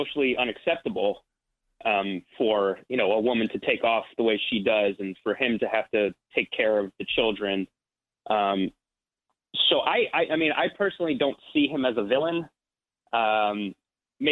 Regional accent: Ridgewood, New Jersey, United States; I'm from New Jersey. So I grew up I'm from Ridgewood, New Jersey

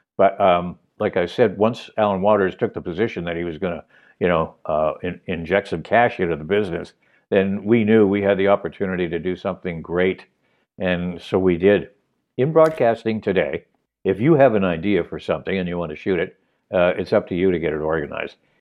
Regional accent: Montreal, Quebec, Canada; moved away as an adult; also born or lived in Toronto; I know the city, my home town

